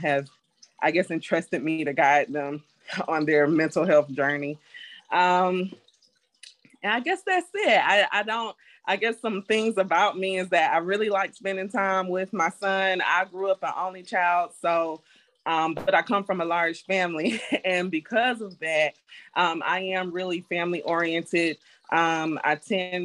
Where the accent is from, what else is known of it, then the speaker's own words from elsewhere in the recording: Decatur, Georgia, United States; also born or lived in Riverdale, Georgia; I too am originally from Georgia. I was born in Riverdale, but I was raised in Decatur